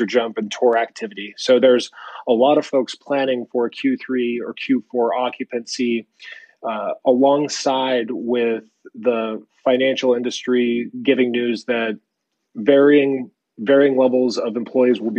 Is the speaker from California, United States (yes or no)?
yes; San Jose, California, United States; also born or lived in San Francisco; now in Larkspur, United States; a native. I grew up in San Jose and went to school at Cal